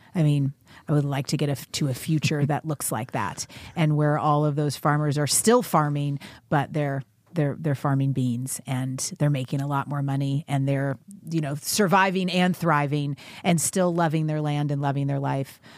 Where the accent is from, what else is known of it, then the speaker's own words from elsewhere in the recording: Kentucky, United States; I grew up in, in the South. I grew up in Kentucky